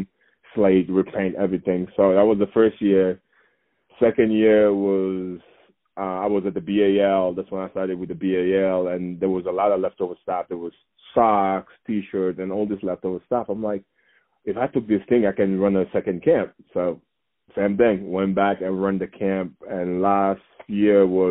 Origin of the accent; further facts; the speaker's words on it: Saint-Louis, Senegal; now in Colorado, United States; my hometown is up north, about 250 miles away from the capital, Dakar